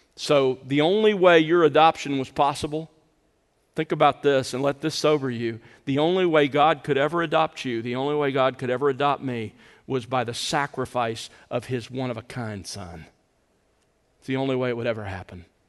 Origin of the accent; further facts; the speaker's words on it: the South, United States; growing up in the South, uh, we grew up calling our father Daddy